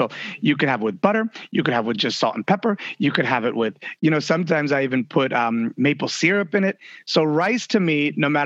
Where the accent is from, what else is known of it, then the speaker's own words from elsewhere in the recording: Italy; moved away; I grew up in Italy, so figs are a huge part of my diet.